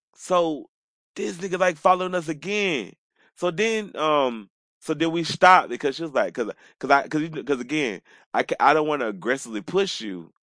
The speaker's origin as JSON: {"language": "English", "town": "Atlanta", "region": "Georgia", "country": "United States", "tie": "born or raised there", "also_born_or_lived": "Decatur", "said": "I am from Atlanta"}